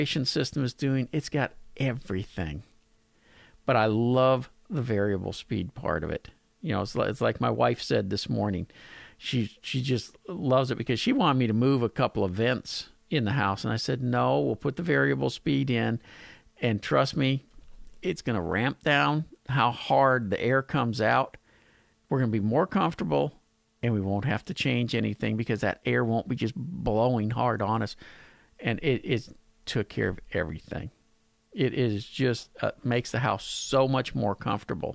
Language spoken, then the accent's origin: English; Pasadena, United States; my hometown of Pasadena